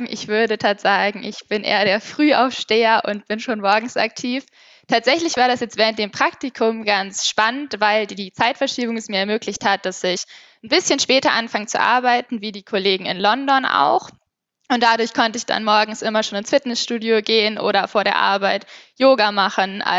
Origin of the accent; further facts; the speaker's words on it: Hamburg, Germany; ich bin 24 Jahre alt und ich komme aus Hamburg